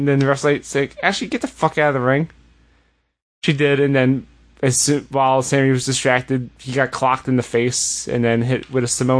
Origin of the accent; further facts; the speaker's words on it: United States; As an American